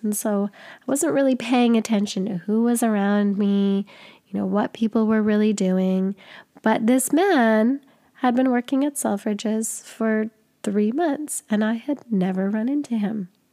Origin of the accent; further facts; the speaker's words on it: Canada; I'm from Canada.